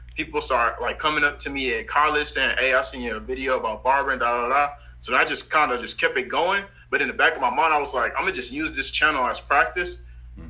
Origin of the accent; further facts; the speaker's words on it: Houston, Texas, United States; I'm from Houston, Texas